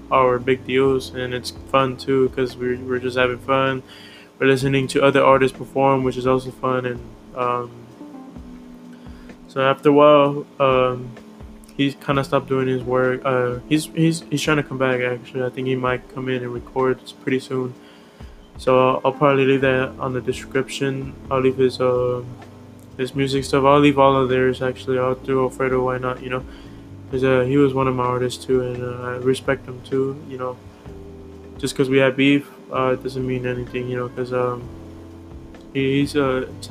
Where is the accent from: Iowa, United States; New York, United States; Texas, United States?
Texas, United States; Houston; also born or lived in Santa Ana, California; I was born in California, Santa Ana. I was born in 2001, October 9. And I think when I was like about 5, I came back here. I came down to Houston, well, to the, I don't know, south, I guess, or I don't know how to explain. Well, I came down to Houston, Texas, and that's where I'm at now